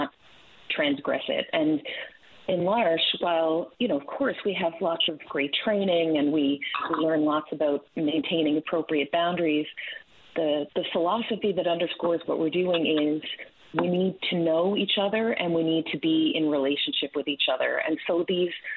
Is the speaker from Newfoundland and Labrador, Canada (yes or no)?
yes; Calvert, Newfoundland and Labrador, Canada; moved away as an adult; also born or lived in Ferryland, Newfoundland and Labrador / Sackville, New Brunswick; I'm from Calvert, originally on the Southern Shore.